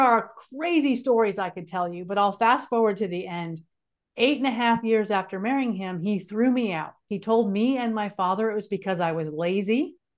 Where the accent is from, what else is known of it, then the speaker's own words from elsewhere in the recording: California, United States; moved away as an adult; also born or lived in North Carolina; I grew up in California, and he moved me from California out to North Carolina